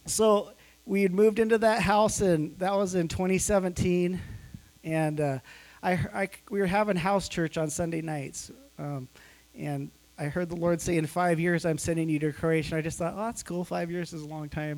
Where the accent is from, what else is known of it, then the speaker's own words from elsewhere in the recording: Montana, United States; moved away as an adult; also born or lived in California; I'm from Montana